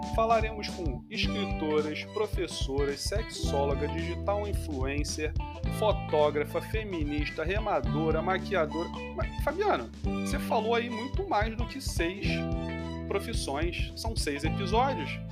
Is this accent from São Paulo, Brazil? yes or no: no; Rio de Janeiro, Brazil; minha família também é mineira, apesar de eu ser carioca